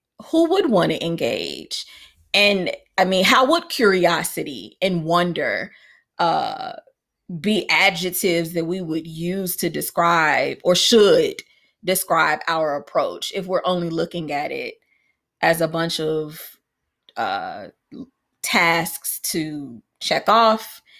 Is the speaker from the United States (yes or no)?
yes; Chicago, Illinois, United States; we lived on a city block because of course we did because I grew up in Chicago.